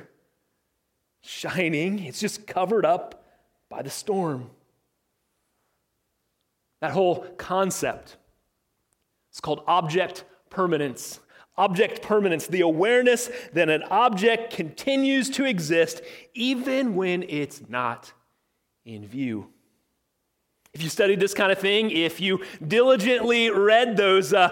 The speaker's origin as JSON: {"language": "English", "region": "Illinois", "country": "United States", "tie": "born or raised there", "said": "I was growing up in Illinois, in my little farming town that I grew up"}